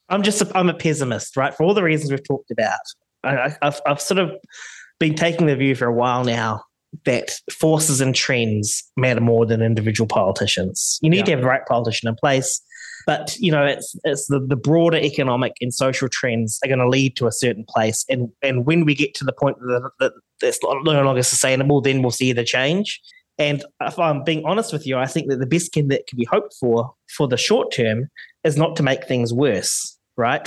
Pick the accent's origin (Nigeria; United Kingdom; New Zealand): New Zealand; as a Kiwi